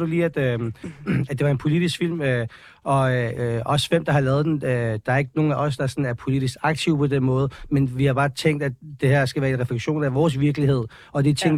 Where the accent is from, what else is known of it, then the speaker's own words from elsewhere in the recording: Copenhagen, Capital Region of Denmark, Denmark; vi er opvokset på Amager